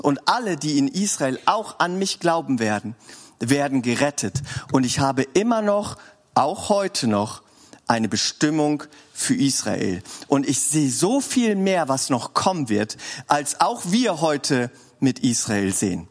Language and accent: German; Swabia, Baden-Württemberg, Germany; als Schwabe